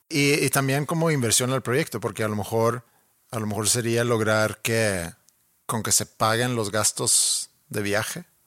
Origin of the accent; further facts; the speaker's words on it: Sweden; moved away as an adult; now in Monterrey, Mexico; mi casa en Suecia.